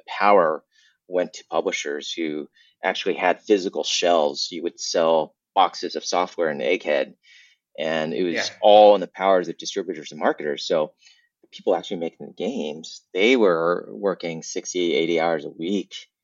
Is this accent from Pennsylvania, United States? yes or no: no; Southern California, United States; also born or lived in Vietnam; I grew up in Southern California. So I was born in Vietnam, left as a war refugee, and spent most of my life in California